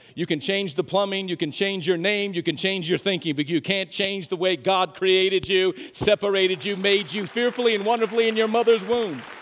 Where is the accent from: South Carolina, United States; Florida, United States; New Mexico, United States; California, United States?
New Mexico, United States; moved away; I'm from New Mexico